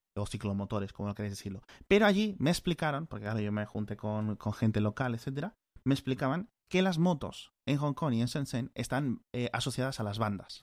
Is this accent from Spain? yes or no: yes; Spain; como europeo, como español